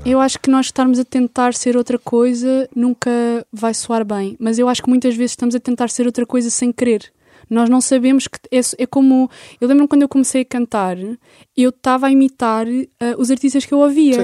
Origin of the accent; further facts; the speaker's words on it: Lisbon, Portugal; also born or lived in Algés; eu sou de Lisboa, eu estou aqui e vivo aqui.